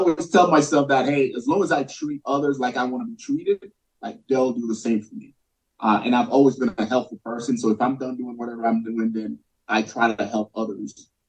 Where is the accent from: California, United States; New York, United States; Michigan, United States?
New York, United States; New York City; growing up in New York City, like, there is no navigating anywhere. I just get on the subway, I get on the bus, you know?